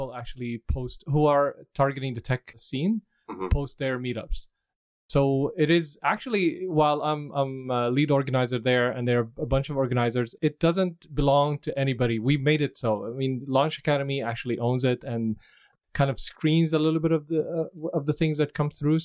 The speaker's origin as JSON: {"language": "English", "town": "Damascus", "region": "Damascus Governorate", "country": "Syria", "also_born_or_lived": "Dubai, United Arab Emirates", "moved": "as an adult", "lives_now": "Vancouver, Canada", "said": "I'm originally from Syria, mm-hmm. Damascus, Syria"}